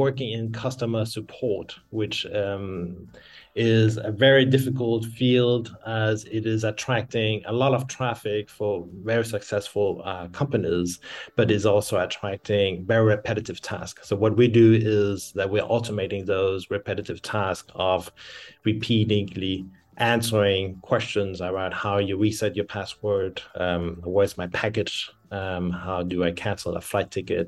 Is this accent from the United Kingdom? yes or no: no; France; also born or lived in Denmark / Berlin, Germany; now in Cape Town, South Africa; I'm original from Denmark. I've grown up in France and lived many years in Germany, Berlin, and now I'm based in Cape Town, South Africa